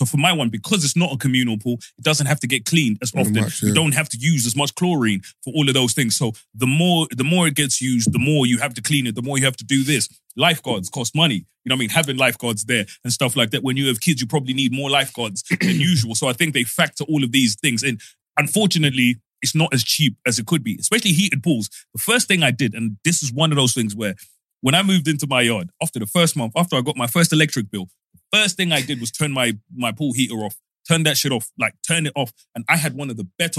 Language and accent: English; Zimbabwe; moved away; Growing up in Zimbabwe